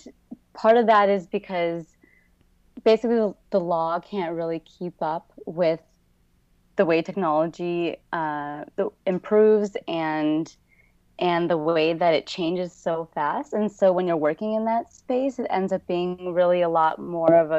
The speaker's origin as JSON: {"language": "English", "region": "Minnesota", "country": "United States", "tie": "born or raised there", "also_born_or_lived": "Michigan", "moved": "as an adult", "lives_now": "San Francisco, United States", "said": "I grew up in Minnesota"}